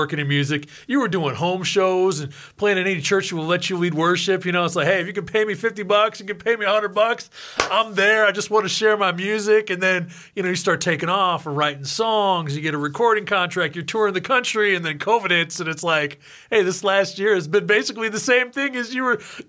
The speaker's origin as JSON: {"language": "English", "region": "Oregon", "country": "United States", "tie": "born or raised there", "said": "So growing up in Oregon, you know, our parents are hustling to pay the bills."}